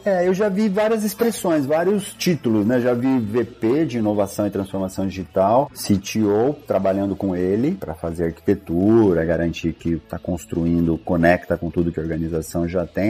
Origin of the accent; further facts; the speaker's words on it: Ribeirão Preto, São Paulo, Brazil; Cheguei lá em Ribeirão Preto, minha cidade